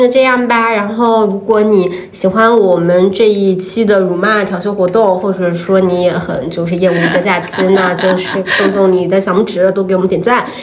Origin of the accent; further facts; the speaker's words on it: Nantong, Jiangsu, China; moved away; 咱们是南通人啊，我们家那边有一条护城河